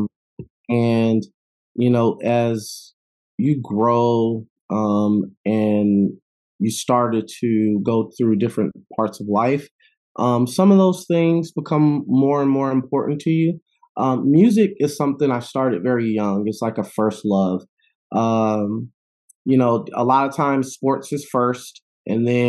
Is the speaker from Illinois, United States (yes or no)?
yes; Chicago, Illinois, United States; moved away; also born or lived in Madison, Wisconsin / Oakland, California; I'm originally from Chicago